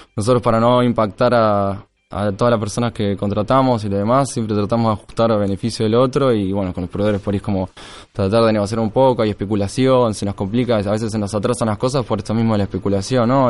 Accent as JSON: {"language": "Spanish", "town": "Tres Arroyos", "region": "Buenos Aires Province", "country": "Argentina", "moved": "as an adult", "lives_now": "Tandil, Argentina", "said": "en realidad soy de Tres Arroyos, que queda 200 kilómetros, y me fui a ir a Tandil porque Tres Arroyos no, había ni universidad"}